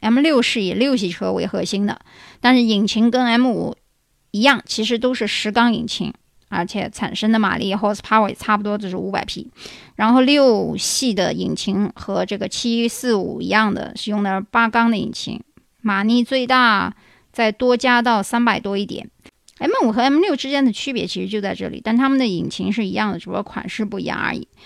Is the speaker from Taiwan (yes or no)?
no; China; 所以它的说法和我们中国人说法是肯定不一样的。